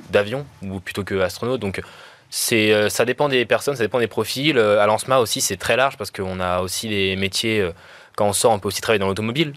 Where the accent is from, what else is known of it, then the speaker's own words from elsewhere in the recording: France; c'est l'histoire de mon pays. Donc, le fait que j'ai fait trois ans d'alternance chez Ariane